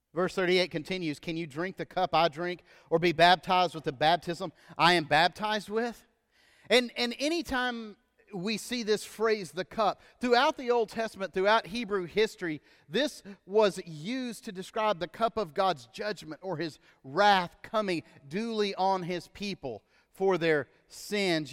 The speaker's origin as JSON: {"language": "English", "country": "United States", "said": "us as American Christians in the church"}